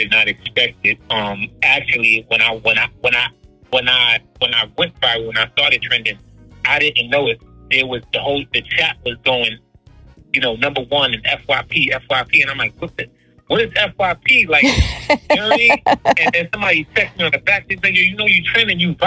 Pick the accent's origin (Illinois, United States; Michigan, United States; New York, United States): New York, United States; New York City; I'm from Harlem, New York City